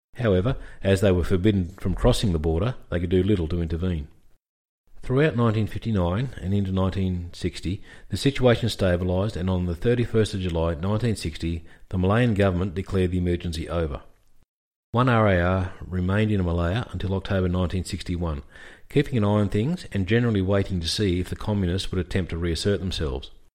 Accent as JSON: {"language": "English", "country": "Australia", "said": "As an Australian military history nut"}